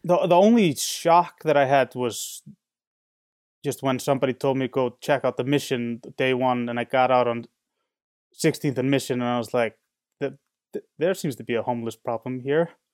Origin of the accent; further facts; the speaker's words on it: Reykjavik, Capital Region, Iceland; also born or lived in San Francisco; now in Chicago, United States; I'm from Reykjavik, which is the biggest city